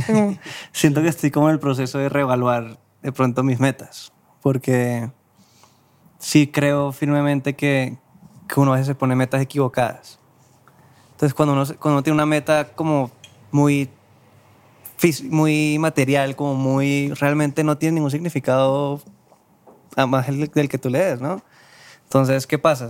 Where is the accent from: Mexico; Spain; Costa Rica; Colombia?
Colombia; Cartagena, Bolívar; moved away as an adult; now in Bogotá, Colombia; yo soy de Cartagena. Yo llegué a Bogotá